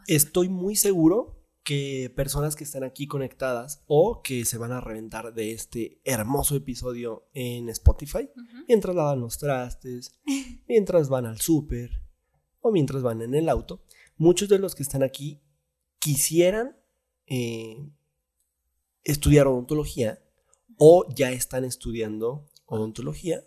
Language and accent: Spanish; Zacatecas, Mexico; el Zacatecano es amable, eh, es, buena onda, es buen pedo, pero de pronto somos muy serios